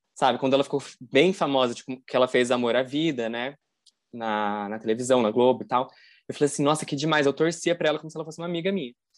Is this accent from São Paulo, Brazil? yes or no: no; interior of Paraná, Brazil; eu sou do interior do Paraná